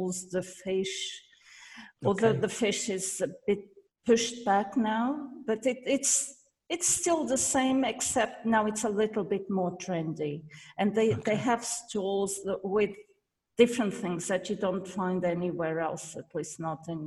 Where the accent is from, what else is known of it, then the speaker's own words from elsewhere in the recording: Loulé, Algarve, Portugal; My hometown. I don't live there now, but it's my town